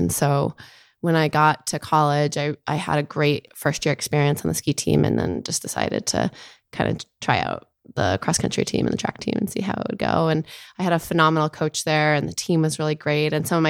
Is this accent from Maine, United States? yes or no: yes; Maine, United States; moved away; also born or lived in New York; I was born in Maine and I grew up in Maine. I come from a family. I have two older brothers and both of my parents are lawyers.